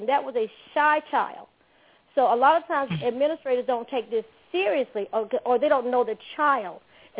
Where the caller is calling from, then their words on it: Stone Mountain, Georgia, United States; I'm …. I'm calling from Stone Mountain.